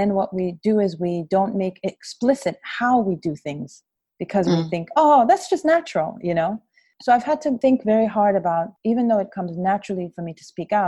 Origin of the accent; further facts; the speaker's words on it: South Africa; also born or lived in Zambia; And so I grew up outside South Africa, always with a very clear and strong sense of myself as a South African, child, as a child of the liberation movement